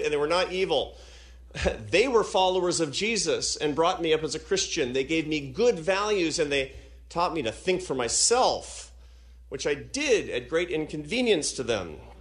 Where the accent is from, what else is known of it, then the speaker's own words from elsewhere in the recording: Seattle, Washington, United States; Seattle. Why? Because it's my hometown